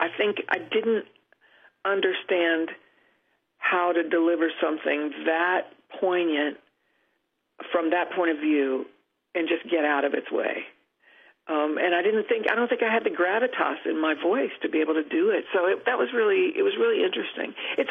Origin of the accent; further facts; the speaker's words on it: Cross Lanes, West Virginia, United States; Yes, my hometown was named for the stoplight. It was our most prominent feature. We were very proud of our stoplight.